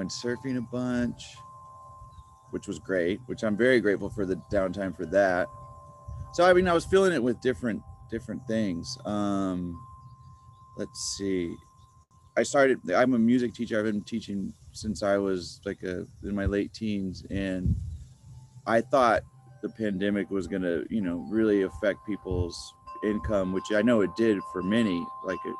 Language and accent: English; Encinitas, California, United States; also born or lived in Texas / Los Angeles; I was born in Texas, but I would pretty much say I'm more of a Californian than a Texan, because I've been here, and you know, since I was like 7 or 8